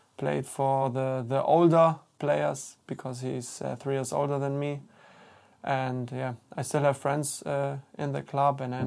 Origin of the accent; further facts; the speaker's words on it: Bietigheim-Bissingen, Baden-Württemberg, Germany; English is a second language; moved away as an adult; I grew up in Bietigheim Bissingen. It's a small town in the south of Germany, near to Stuttgart.